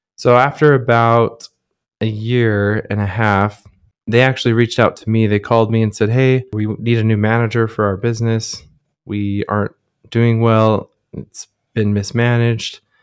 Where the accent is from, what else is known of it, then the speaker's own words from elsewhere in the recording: Southern Utah, United States; growing up in Southern Utah, that's, it's an outdoor mecca.